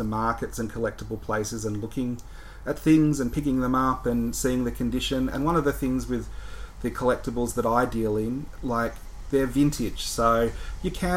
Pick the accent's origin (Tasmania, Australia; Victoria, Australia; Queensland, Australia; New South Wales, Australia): Victoria, Australia; Melbourne; I grew up in Melbourne